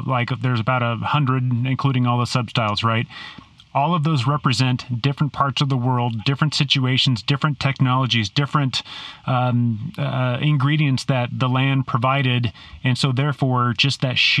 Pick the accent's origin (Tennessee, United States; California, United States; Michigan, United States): California, United States; San Diego; also born or lived in Orange County; I grew up in San Diego